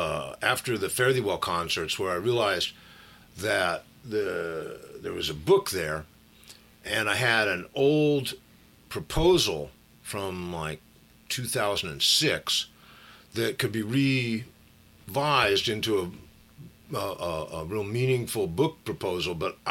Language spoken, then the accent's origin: English; Berkeley, California, United States; Grew up is not quite the right term, but I was born and raised in Berkeley.